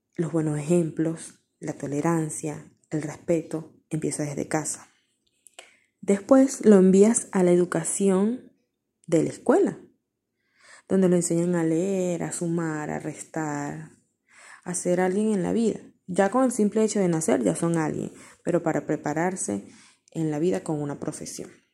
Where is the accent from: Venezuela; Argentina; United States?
Venezuela; mi país, Venezuela